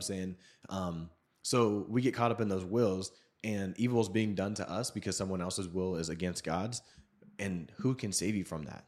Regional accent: Seattle, Washington, United States; I grew up in Seattle

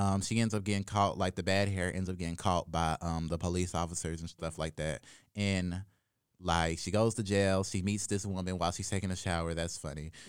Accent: Jackson, Mississippi, United States; I'm from Jackson, Mississippi

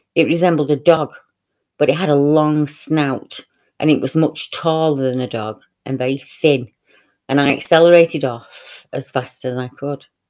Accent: Salford, North West England, United Kingdom; my hometown, Clusterbull Hill

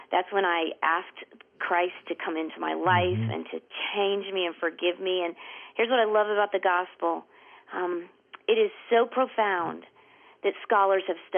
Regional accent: the South, United States; moved away as an adult; also born or lived in Georgia / Florida; now in Springfield, Missouri, United States; I thought nothing could compare to the South no. until I moved to Springfield. And it is such a wonderful place to live with wonderful people.

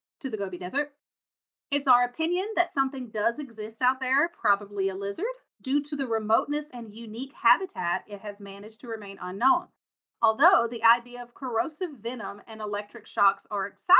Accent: United States; I'm from America

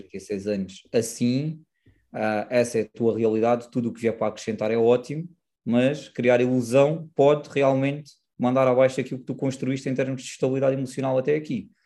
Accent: Silves, Algarve, Portugal; sou do Algarve, mais propriamente de Silves

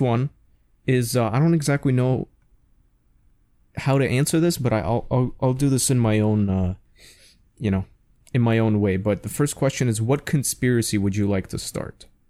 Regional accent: New York City, New York, United States; growing up in New York City

